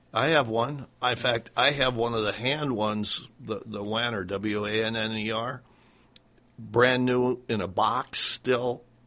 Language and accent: English; Iowa, United States; I grew up in Iowa